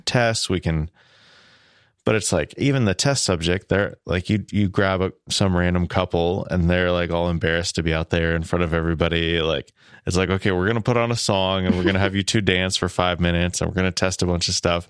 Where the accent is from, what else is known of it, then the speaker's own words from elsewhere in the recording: Midwest, United States; I am a Midwesterner